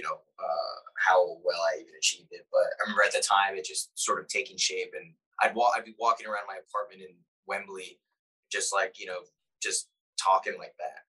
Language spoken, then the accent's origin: English; East Coast, United States; accent: East Coast; I think my accent leans a little East Coast